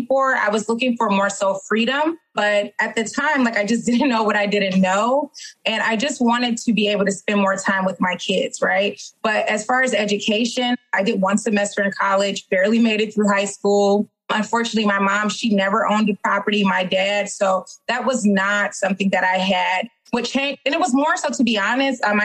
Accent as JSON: {"language": "English", "town": "Detroit", "region": "Michigan", "country": "United States", "tie": "born or raised there", "said": "born and raised in Detroit, Michigan."}